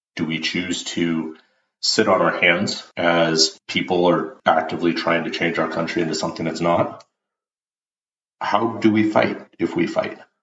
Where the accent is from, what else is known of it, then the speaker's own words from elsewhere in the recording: United States; as an American, as a patriot